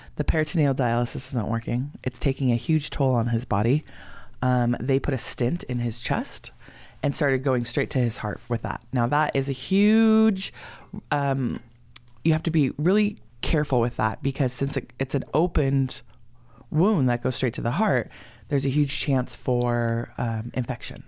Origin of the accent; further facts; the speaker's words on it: San Fernando, California, United States; moved away as an adult; now in Oregon, United States; I'm from San Fernando